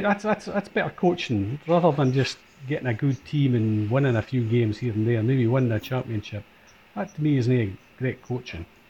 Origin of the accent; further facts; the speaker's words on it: Scotland, United Kingdom; we are Scottish